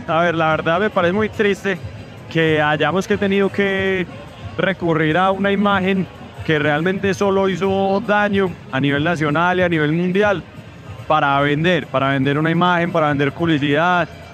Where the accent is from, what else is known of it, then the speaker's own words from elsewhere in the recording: Medellín, Antioquia, Colombia; como habitante de Medellín